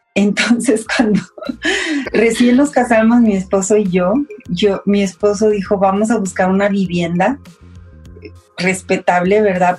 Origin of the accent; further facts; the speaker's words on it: Coahuila, Mexico; moved away as an adult; now in Mexico City, Mexico; nací en Coahuila